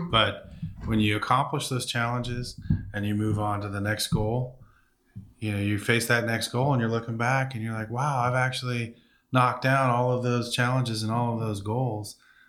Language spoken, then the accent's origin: English; Benicia, California, United States; Benicia, here in Benicia.